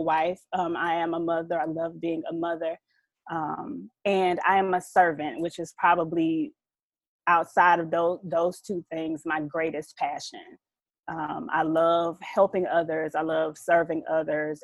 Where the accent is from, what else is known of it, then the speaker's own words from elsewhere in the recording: Southeast Georgia, United States; a Georgia peach, raised in the GA red clay. Um, yeah, I'm I'm from Southeast Georgia, a country girl